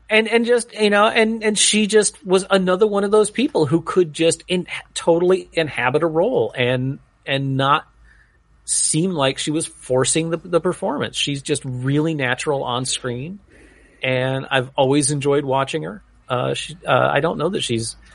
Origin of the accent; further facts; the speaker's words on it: New England, United States; When I was growing up in New England, uh, Phil Rizzuto, the Money Store was like one of those second or third mortgage places that would just totally prey on old people.